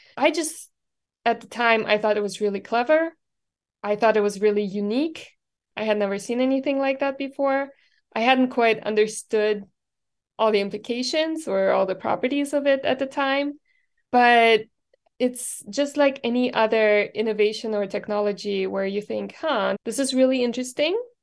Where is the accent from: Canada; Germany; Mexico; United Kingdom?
Germany; moved away as an adult; now in Texas, United States; I grew up in Germany